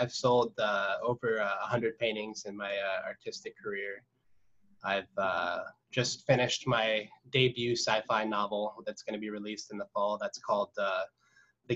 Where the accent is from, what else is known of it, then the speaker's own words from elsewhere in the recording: Whidbey Island, Washington, United States; also born or lived in Southern California; I was born in Southern California, and nice. We moved up here when I was a little kid, and I pretty much grew up on Whidbey, and I've lived up here for most of my life